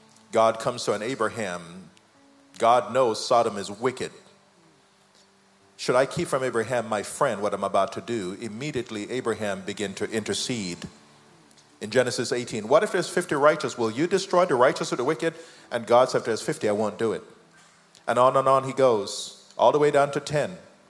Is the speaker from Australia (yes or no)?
no; United Kingdom; Because we're Jamaican, we're British, we like tea.